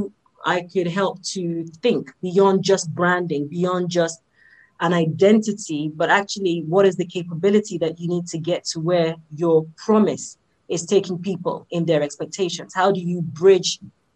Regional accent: London, United Kingdom; also born or lived in Nigeria; I have spent most of my life here, here in the UK

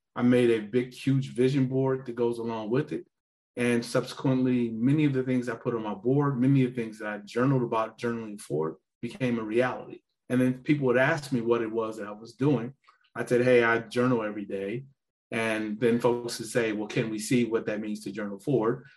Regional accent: Gary, Indiana, United States; I'm a guy from Gary, not very many options, told that the best I could hope to do was join the military

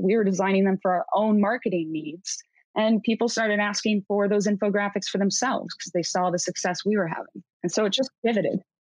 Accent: Cleveland, Ohio, United States; moved away as an adult; now in Seattle, United States; I grew up in Cleveland, graduated Cleveland State University

